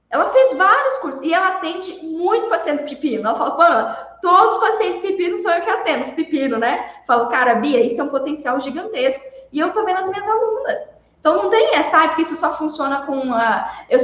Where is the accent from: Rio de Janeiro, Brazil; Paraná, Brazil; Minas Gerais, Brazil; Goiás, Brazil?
Paraná, Brazil; Santa Cruz de Monte Castelo; born there; Na minha cidade onde eu nasci. Eu nasci uma cidade muito do interior do Paraná. É de Santa Cruz de Monte Castelo. Eu acho que lá deve ter uns 7 mil habitantes.